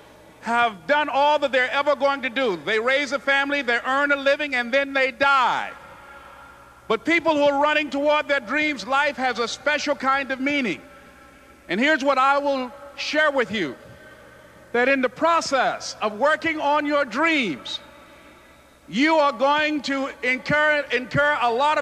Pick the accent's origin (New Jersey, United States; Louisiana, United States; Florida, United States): Florida, United States; Miami; I was born in Miami, Florida, in an area called Liberty City